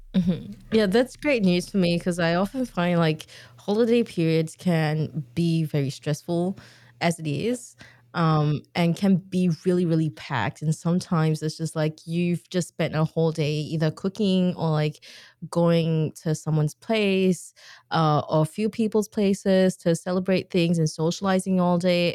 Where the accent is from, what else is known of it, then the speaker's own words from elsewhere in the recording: Singapore; I grew up in Singapore